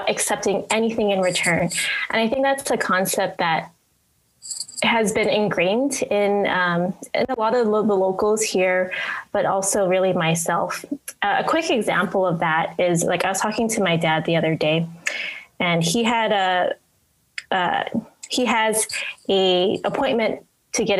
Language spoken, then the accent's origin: English; Aiea, Hawaii, United States; moved away as an adult; also born or lived in Orange County, California / Los Angeles, California; I'm from Hawaii, specifically Aiea, and born and raised here